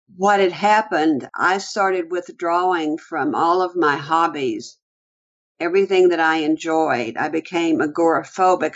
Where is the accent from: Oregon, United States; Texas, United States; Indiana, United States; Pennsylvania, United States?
Texas, United States; Houston; I grew up in the Houston area on the east side of Houston, close to the Houston Ship Channel.